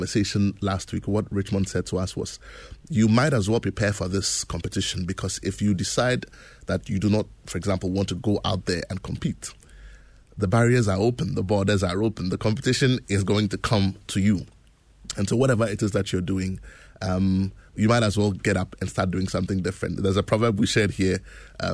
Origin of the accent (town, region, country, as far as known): Ghana